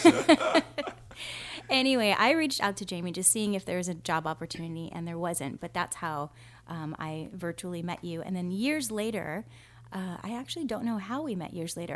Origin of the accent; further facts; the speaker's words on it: Kona, Hawaii, United States; now in Oceanside, United States; we come from Kona, Hawaii, but we've been living in Oceanside, California for a long time now.